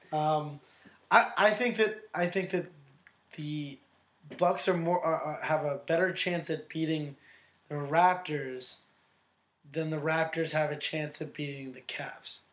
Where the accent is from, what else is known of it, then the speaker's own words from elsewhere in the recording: New York, United States; as a New Yorker